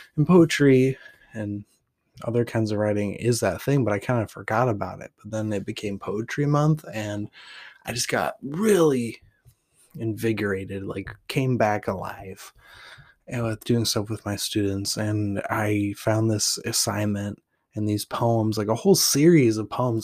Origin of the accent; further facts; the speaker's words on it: Portland, Oregon, United States; also born or lived in Weed, California; I'm from Portland, Oregon, where graffiti is the poetry of the city and food carts are the treasure map to my soul